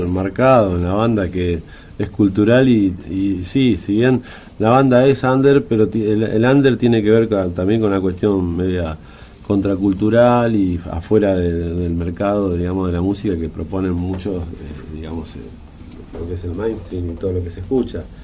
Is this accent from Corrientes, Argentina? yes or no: no; La Plata, Buenos Aires Province, Argentina; nosotros somos la ciudad de La Plata